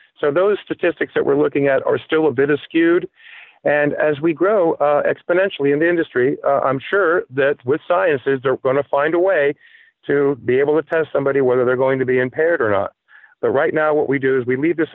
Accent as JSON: {"language": "English", "town": "Palm Beach", "region": "Florida", "country": "United States", "tie": "born or raised there", "moved": "as an adult", "lives_now": "New Hampshire, United States", "said": "I was born and raised in Palm Beach, Florida. I spent the better part of 30 years in South Florida, and I moved to New Hampshire"}